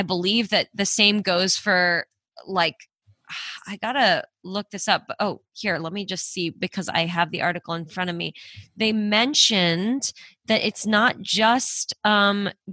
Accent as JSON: {"language": "English", "country": "Canada", "moved": "yes", "said": "I'm Canadian"}